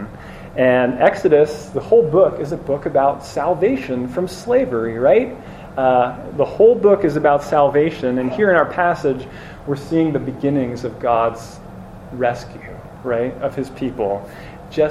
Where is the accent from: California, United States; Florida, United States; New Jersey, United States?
New Jersey, United States; I grew up in New Jersey